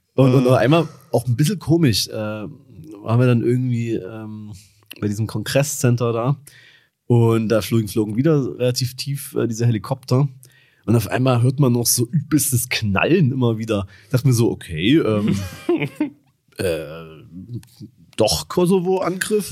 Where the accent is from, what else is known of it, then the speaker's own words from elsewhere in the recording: Dresden, Saxony, Germany; wo ich herkomme. Und ich meinte so, ja, aus Dresden